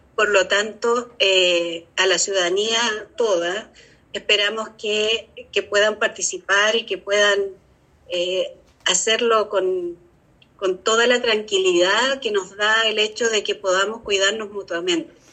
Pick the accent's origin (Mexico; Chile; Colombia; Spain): Chile; nosotros como chilenos